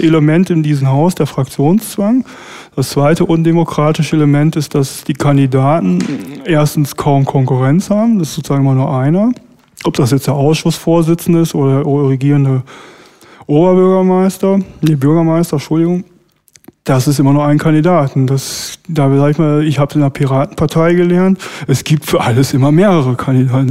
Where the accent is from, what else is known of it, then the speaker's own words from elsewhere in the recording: Berlin, Germany; wir als Berliner